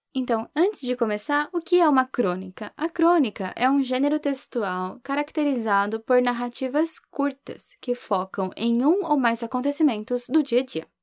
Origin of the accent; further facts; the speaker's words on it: São Paulo, Brazil; moved away; legítima paulistana